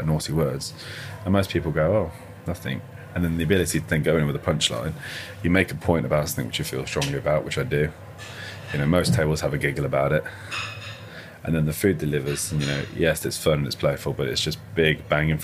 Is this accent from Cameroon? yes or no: no; Birmingham, West Midlands, United Kingdom; I grew up just outside the Balti Triangle